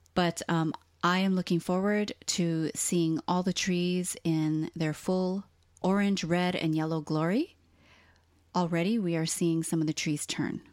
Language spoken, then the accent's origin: English; Hawaii, United States; also born or lived in Southern California; now in Portland, Oregon, United States; people like us who were both born and raised in Hawaii, and then we lived in California for a long time